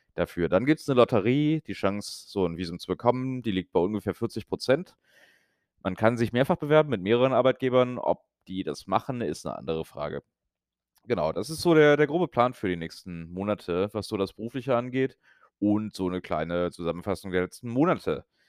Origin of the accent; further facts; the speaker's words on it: Brühl, North Rhine-Westphalia, Germany; moved away; also born or lived in Berlin; Köln bzw. Brühl an dem Tag. Bin dann also bei meinen Eltern und in meiner Heimat